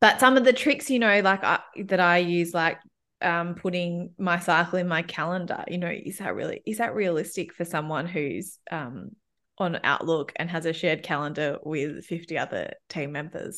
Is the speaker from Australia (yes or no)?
yes; Melbourne, Victoria, Australia; In case, in case you haven't picked up, picked up from my accent, I'm, I, I live and have always lived in, um, Melbourne, Australia.